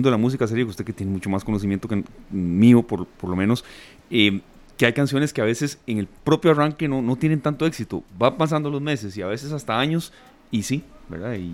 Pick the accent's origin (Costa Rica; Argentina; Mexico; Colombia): Costa Rica; estoy tratando de, honrar la deuda del carro, como muchos ticos, como muchas personas